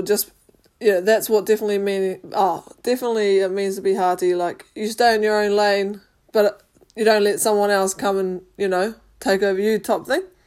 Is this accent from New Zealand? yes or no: yes; New Zealand; I grew up in New Zealand and I'm New, New Zealand Māori.